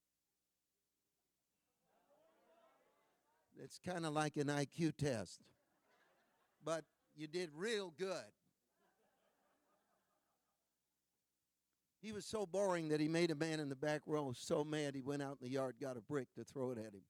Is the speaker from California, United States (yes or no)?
yes; California, United States; I am from California, the land of the latte